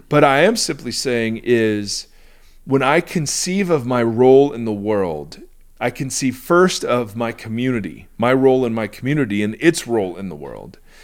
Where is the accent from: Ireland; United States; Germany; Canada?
United States; I, as an American